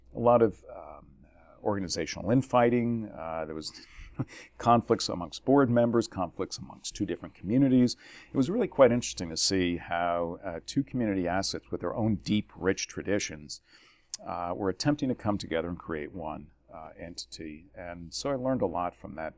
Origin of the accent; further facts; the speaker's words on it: New Jersey, United States; moved away as an adult; born and raised in New Jersey